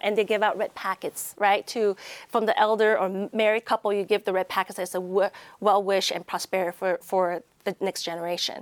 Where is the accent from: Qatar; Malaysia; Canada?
Malaysia; now in Las Vegas, United States; I was born in Malaysia